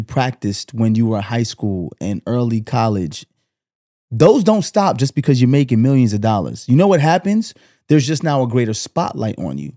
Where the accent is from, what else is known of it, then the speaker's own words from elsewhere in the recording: New York City, New York, United States; I grew up in Canarsie